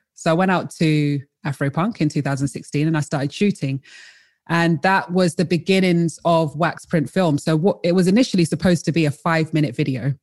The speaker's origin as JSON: {"language": "English", "region": "London", "country": "United Kingdom", "tie": "born or raised there", "also_born_or_lived": "Colchester", "said": "I was born in Colchester and raised in London."}